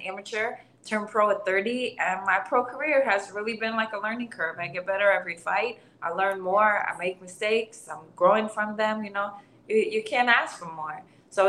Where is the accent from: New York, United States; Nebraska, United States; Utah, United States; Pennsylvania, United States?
New York, United States; New York City; I grew up in Garrison Beach, just like a really like a working class, lower class community.